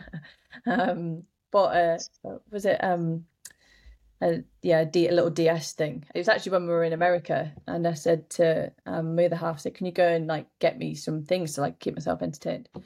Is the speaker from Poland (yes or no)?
no; Yorkshire and the Humber, United Kingdom; I was late at home in my hometown up in Yorkshire